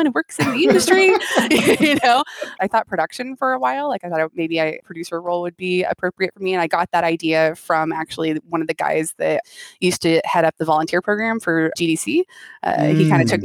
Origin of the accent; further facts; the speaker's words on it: Chico, California, United States; I grew up in Chico, California, which is like in Northern California